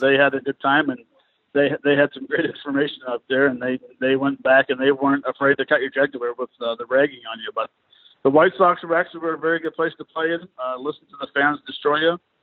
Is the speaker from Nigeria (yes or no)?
no; Montreal, Quebec, Canada; a Canadian player from Montreal